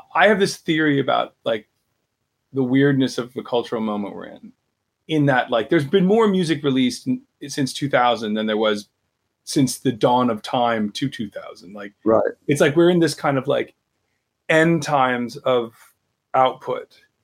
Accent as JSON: {"language": "English", "country": "United States", "said": "as an American"}